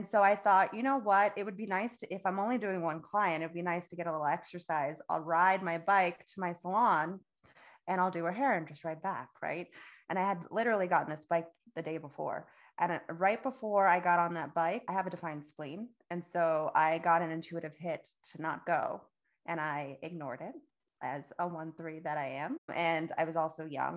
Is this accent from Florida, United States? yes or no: yes; Florida, United States; moved away as an adult; now in North Carolina, United States; I'm from Florida